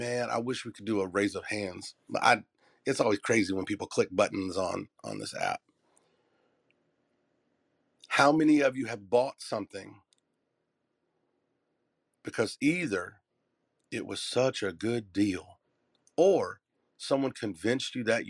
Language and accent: English; Southern US, United States; if you can't say nothing nice, I'm from the South.